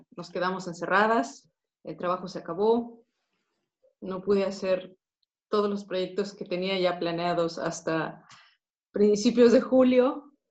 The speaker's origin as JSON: {"language": "Spanish", "region": "Mexico City", "country": "Mexico", "moved": "as an adult", "lives_now": "Netherlands", "said": "yo soy mexicana de la Ciudad de México"}